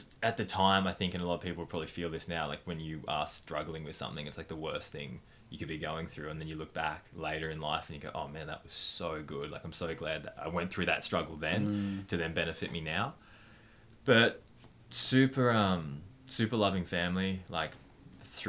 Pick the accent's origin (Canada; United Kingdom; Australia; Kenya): Australia; Wodonga, Victoria; I was born in Wodonga in Victoria and grew up super loving family.